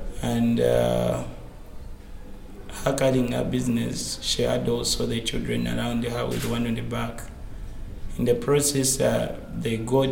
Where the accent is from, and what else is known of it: Uganda